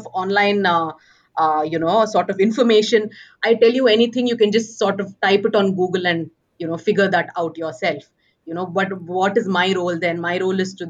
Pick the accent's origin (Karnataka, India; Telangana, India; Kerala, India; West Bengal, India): Karnataka, India; Bangalore; moved away as an adult; now in Manipal, India; born and brought up in Bangalore.